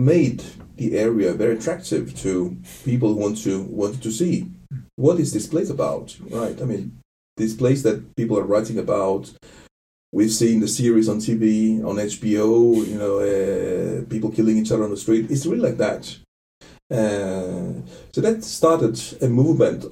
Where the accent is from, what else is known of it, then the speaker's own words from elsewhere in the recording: Bay of Naples, Campania, Italy; now in Aalborg, Denmark; I'm not from Scampia, but I'm from the Bay of Naples